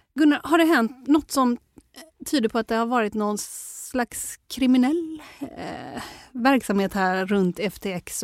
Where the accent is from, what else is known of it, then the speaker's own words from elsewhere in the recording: Sweden; som svensk